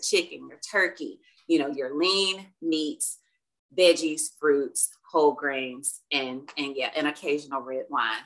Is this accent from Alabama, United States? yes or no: yes; Alabama, United States; moved away as an adult; now in Dallas, United States; I'm originally from Alabama, so I am an Alabama girl living in a big old Texas world